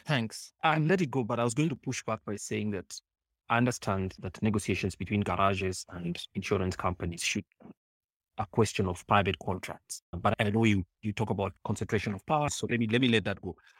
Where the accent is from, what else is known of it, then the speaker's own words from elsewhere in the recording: Kenya; as a Kenyan